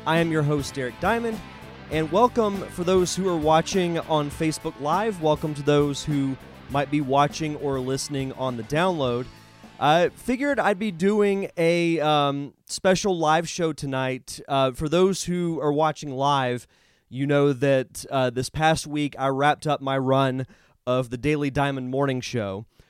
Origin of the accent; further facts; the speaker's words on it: Florida, United States; growing up in Florida and growing up around, you know, hurricanes hitting here